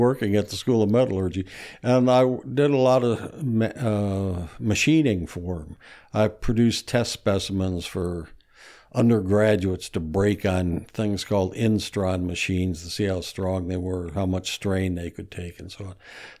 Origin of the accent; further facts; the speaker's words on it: Jackson, Michigan, United States; born there; I was born in Jackson, Michigan. My dad was a tool and die maker.